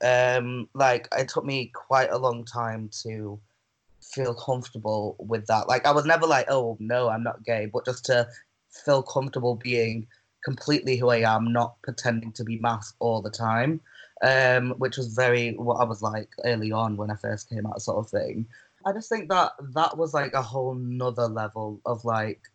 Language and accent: English; Manchester, North West England, United Kingdom; I'm from Manchester. I'm a drag queen from Manchester.